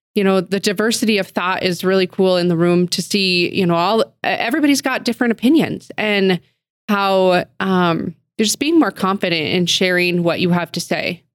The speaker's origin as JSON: {"language": "English", "town": "Billings", "region": "Montana", "country": "United States", "tie": "born or raised there", "said": "I am a, you know, a Billings girl through and through, born and raised in the Heights"}